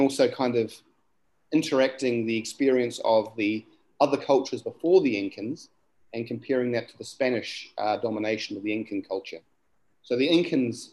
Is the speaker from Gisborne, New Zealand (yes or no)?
yes; Gisborne, New Zealand; where I'm from is um, Turanganui or, or, Gisborne, as the English name would be